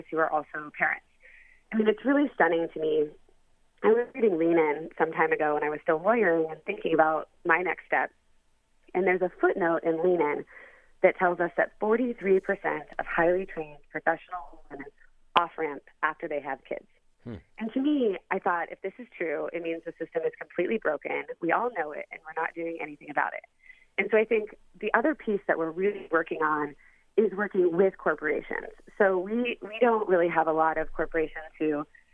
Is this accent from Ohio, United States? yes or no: yes; Columbus, Ohio, United States; I am a child born of the middle of the country. I was raised in Columbus, Ohio